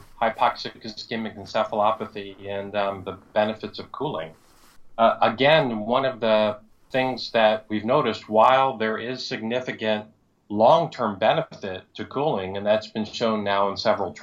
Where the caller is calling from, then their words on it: Houston, Texas, United States; I'm calling from Houston, Texas.